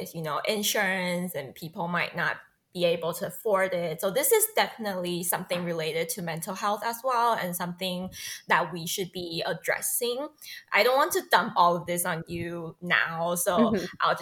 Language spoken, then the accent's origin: English; Taiwan; moved away as an adult; also born or lived in Hong Kong / England / Singapore / United States; I was born and raised in Taiwan